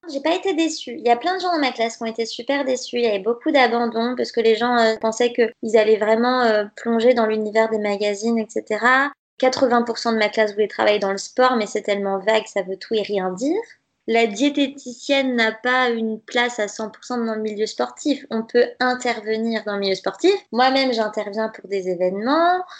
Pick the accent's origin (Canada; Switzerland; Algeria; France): France; Nantes, Pays de la Loire; Je suis née à Nantes, j'ai fait mes études ici, j'ai mon appart, mon travail, ma vie. Je suis euh, originaire de Nantes